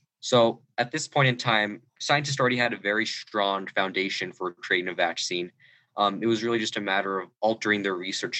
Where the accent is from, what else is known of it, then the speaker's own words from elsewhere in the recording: New Mexico, United States; I'm 16 years old. My pronouns are he, him, his. I identify as Nuevo Mexicano Chicano.